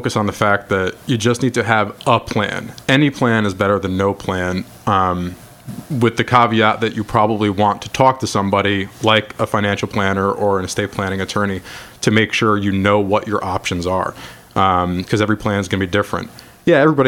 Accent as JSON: {"language": "English", "area": "Orange County", "region": "New York", "country": "United States", "tie": "born or raised there", "said": "I was born and raised in Orange County. I graduated Minnesink"}